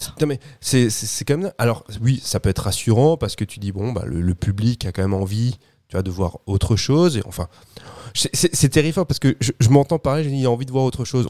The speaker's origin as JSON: {"language": "French", "country": "France", "said": "chez nous en France"}